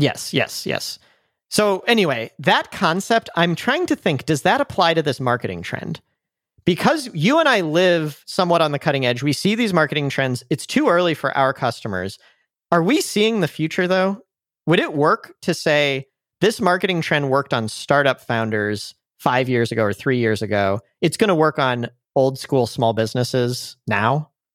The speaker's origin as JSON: {"language": "English", "town": "St. Louis", "region": "Missouri", "country": "United States", "also_born_or_lived": "San Francisco", "said": "I'm from Saint Louis in the Midwest"}